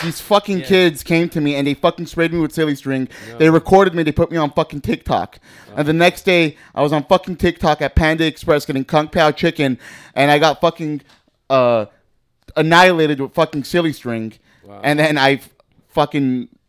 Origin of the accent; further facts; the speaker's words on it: Los Angeles, California, United States; I'm from Hollywood.